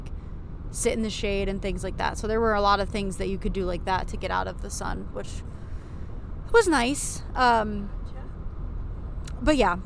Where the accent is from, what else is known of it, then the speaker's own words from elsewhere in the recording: Buffalo, New York, United States; moved away; I live down here now, but I'm from the Buffalo area